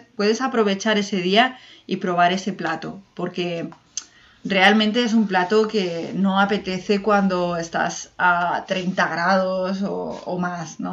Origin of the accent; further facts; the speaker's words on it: Mediterranean coast, Spain; nosotros somos del Mediterráneo.